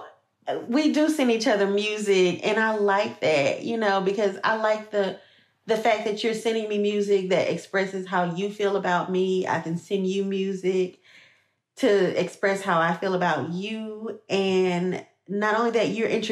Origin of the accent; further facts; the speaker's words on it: Louisiana, United States; I'm from Louisiana, so we have a different, like, kind of like a different sound